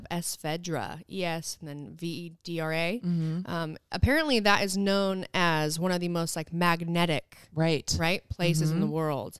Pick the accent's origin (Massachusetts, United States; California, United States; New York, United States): California, United States; Santa Cruz; However, though, we're from Santa Cruz.